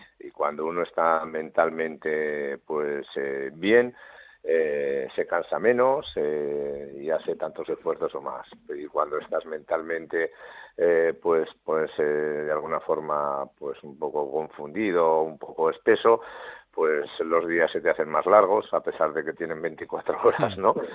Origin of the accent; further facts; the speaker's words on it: Navarre, Spain; somos los, los navarros los osasunistas